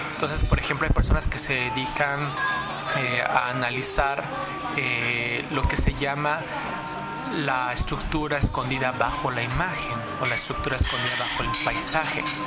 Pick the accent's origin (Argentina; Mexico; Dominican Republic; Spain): Mexico; moved away as an adult; now in Japan; soy mexicano